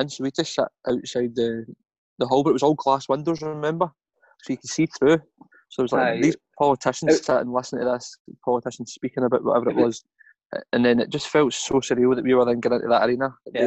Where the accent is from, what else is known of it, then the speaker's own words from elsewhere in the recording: Scotland, United Kingdom; we speak pretty fast as Scottish people.